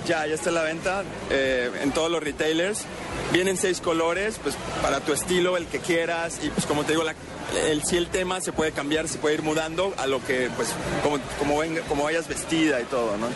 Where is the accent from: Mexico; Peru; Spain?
Mexico; yo soy de México